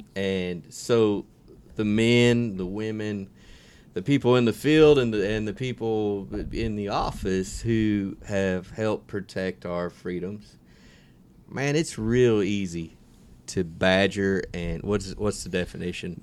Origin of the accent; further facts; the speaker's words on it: United States; as an American